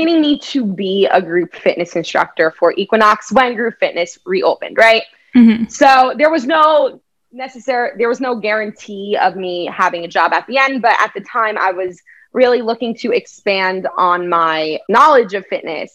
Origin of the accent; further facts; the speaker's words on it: New Jersey, United States; now in New York City, United States; I'm from Jersey, the shore area.